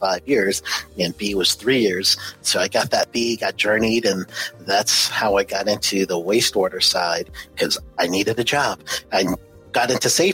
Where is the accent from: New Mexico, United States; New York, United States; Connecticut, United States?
New York, United States; New York City; moved away as an adult; also born or lived in Orlando, Florida / Cleveland, Tennessee; left New York, which I was born and raised in Queens, New York, left New York in 89, landed in Orlando, Florida